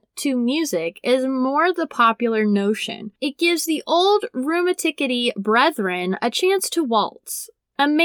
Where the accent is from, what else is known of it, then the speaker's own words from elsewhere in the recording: Brown County, Indiana, United States; my small hometown, Brown County, in Indiana.